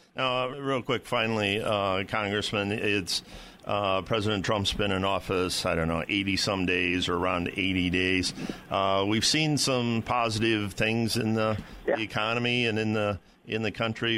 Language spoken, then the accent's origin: English; Ohio, United States; I'm from Ohio.